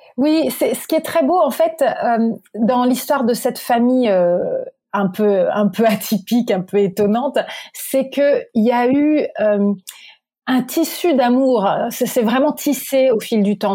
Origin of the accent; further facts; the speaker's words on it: Normandy, France; je suis née en Normandie